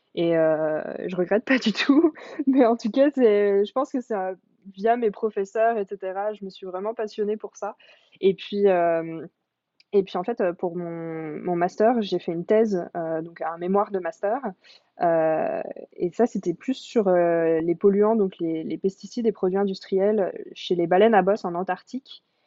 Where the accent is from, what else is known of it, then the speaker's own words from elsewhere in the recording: near Évian-les-Bains, the Alps, Auvergne-Rhône-Alpes, France; moved away as an adult; now in Quebec, Canada; je suis française. Je viens des Alpes, donc je suis née près de Évian-les-Bains